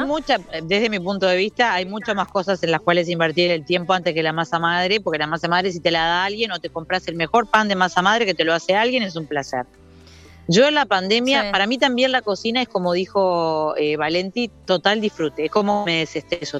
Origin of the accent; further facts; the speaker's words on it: Piriápolis, Maldonado, Uruguay; yo me crié en Iriápolis